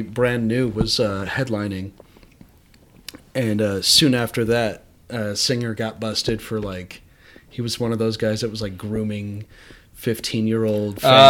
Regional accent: San Bernardino County, California, United States; I'm from San Bernardino County. And I'm from this area

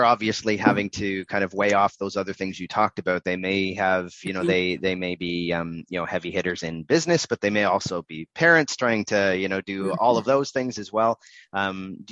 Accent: Canada; we're Canadian

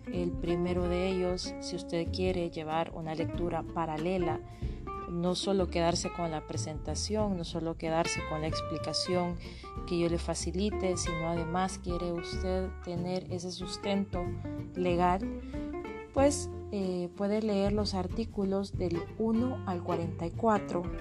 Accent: El Salvador; como ciudadanos salvadoreños

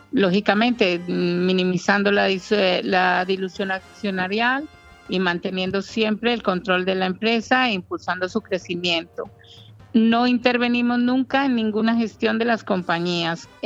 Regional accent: Sweden; now in Marbella, Spain; Porque mis padres, sí, tengo, soy sueca de origen colombiano. Pero vivo en Marbella hace 22

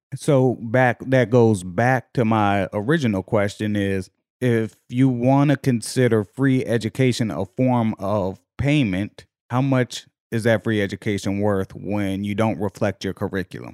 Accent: Virginia, United States; I'm from Virginia.

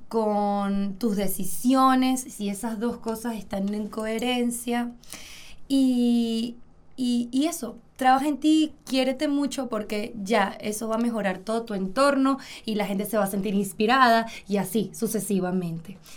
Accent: Venezuela; mi papá tiene una fábrica de zapatos en Venezuela

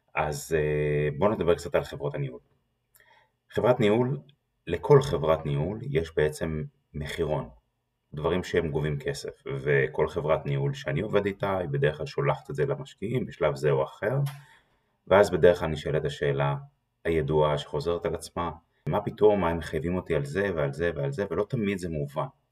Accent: Israel; אנחנו כישראלים

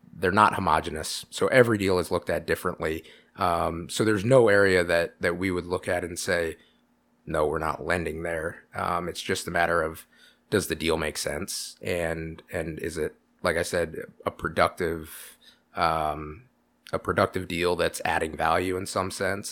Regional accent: Iowa City, Iowa, United States; moved away as an adult; now in Pella, United States; I'm from, born and raised in Iowa City.

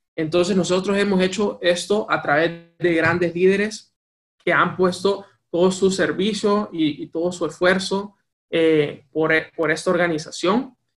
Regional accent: Tegucigalpa, Francisco Morazán, Honduras; moved away as an adult; also born or lived in United States; nací y crecí en Tegucigalpa, Honduras

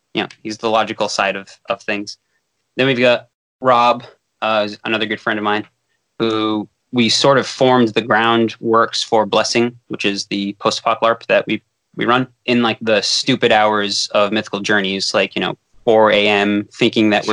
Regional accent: Fall River, Massachusetts, United States; a parkour academy in my hometown, Fall River, Massachusetts

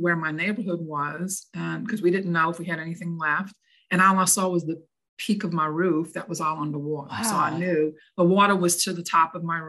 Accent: New Orleans, Louisiana, United States; moved away; Originally born and raised in New Orleans. So this accent you hear is not from up north.

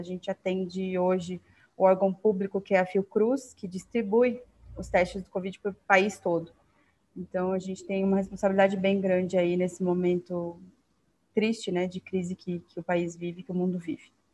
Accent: Curitiba, Paraná, Brazil; also born or lived in Rio Branco, Acre; eu moro em Curitiba já tem, ai, próximo, vai fazer quase 30 anos já, mas eu sou do Acre, de Rio Branco, da capital cresci aqui

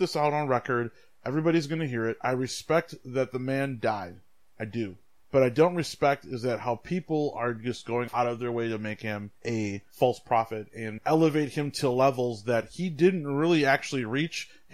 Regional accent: West Bend, Wisconsin, United States; also born or lived in Milwaukee, Wisconsin; I was born in Milwaukee on the east side. And when I was less than a year, we moved out of the city. We moved to West Bend. From pretty much 1 year old, 84, to 2001, I grew up in a predominantly white

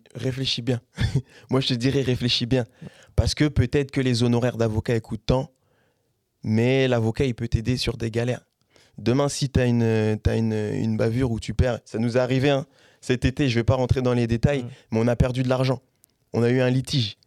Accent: Caen, Normandy, France; also born or lived in Paris; je suis de Caen, sur Paris aussi

